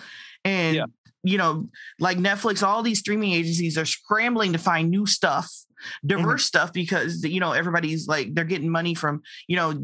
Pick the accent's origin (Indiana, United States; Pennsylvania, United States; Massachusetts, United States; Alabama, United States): Indiana, United States; I'm from Indiana and not LA.